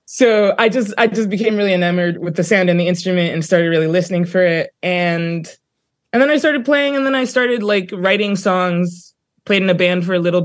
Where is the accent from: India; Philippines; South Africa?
South Africa; Johannesburg, Gauteng; also born or lived in New Brunswick, New Jersey / Brooklyn; now in Queens, United States; growing up in Johannesburg as it was when I moved to New Jersey